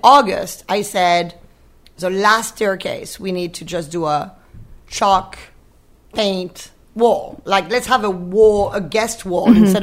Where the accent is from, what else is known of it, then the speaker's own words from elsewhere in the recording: Brittany, France; moved away; I'm from Brittany. I grew up on the ocean, like the equivalent of Maine